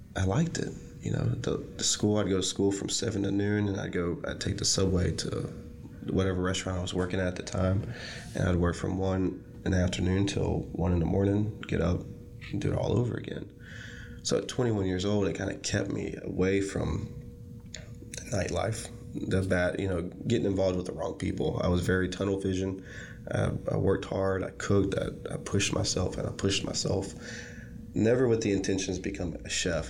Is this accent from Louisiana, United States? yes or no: yes; Shreveport, Louisiana, United States; moved away as an adult; also born or lived in San Francisco; here I am today in my hometown, with a restaurant